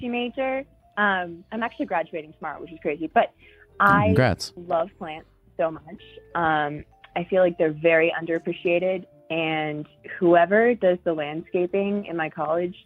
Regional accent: North Carolina, United States; I'm from North Carolina.

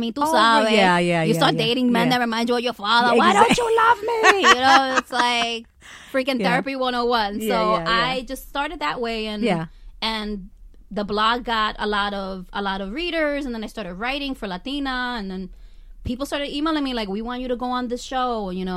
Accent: New York City, New York, United States; I'm from Washington Heights

